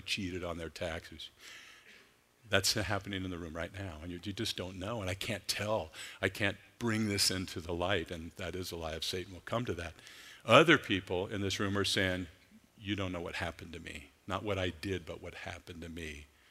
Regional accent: Clackamas, Oregon, United States; I grew up in Clackamas, Oregon

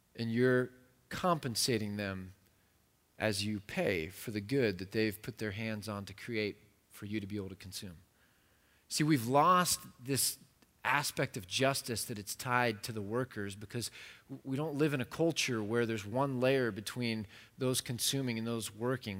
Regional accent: United States

